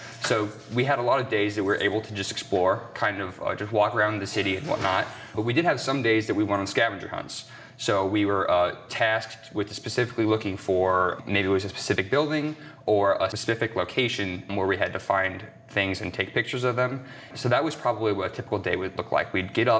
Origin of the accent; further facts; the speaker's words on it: Goshen, Indiana, United States; Oh, I'm from Goshen, Indiana.